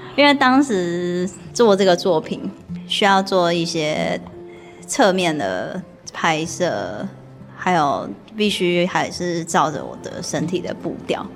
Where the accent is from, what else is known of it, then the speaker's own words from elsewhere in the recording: Taiwan; also born or lived in Kyushu, Japan; 整个全家人移居到台湾来，是因为我的奶奶身体非常地不好